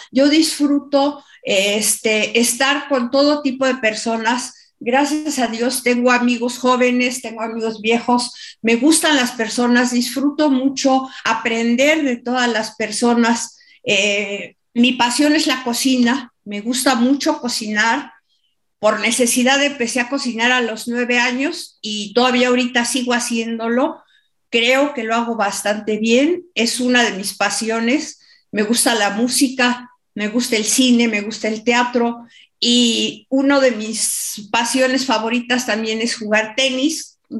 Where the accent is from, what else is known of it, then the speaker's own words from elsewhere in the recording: Mexico City, Mexico; siempre he vivido en la Ciudad de México y en diferentes estados de la República.